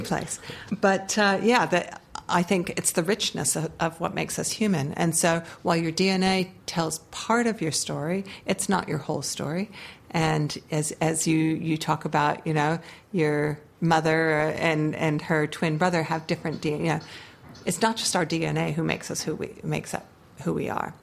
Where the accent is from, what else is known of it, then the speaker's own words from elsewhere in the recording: Hawaii, United States; accent: American; now in Dunedin, New Zealand; I was born in Hawaii